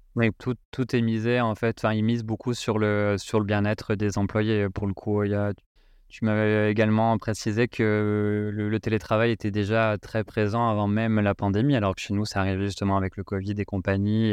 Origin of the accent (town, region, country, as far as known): France